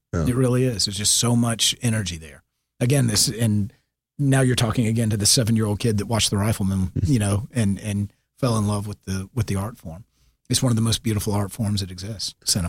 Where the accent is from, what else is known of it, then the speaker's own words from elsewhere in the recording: Marietta, Georgia, United States; I'm this redneck from Marietta that, you know, to me, acting was film and TV.